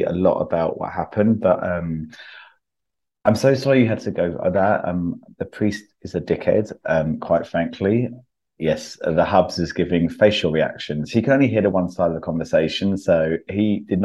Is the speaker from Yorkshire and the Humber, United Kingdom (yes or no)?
no; Croydon, London, United Kingdom; moved away; Croydon, which is my hometown